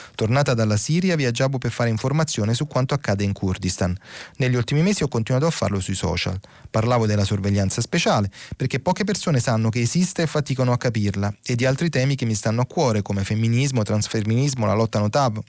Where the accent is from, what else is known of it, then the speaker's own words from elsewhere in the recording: Naples, Campania, Italy; io sono napoletano di nascita e bagnolese nell'anima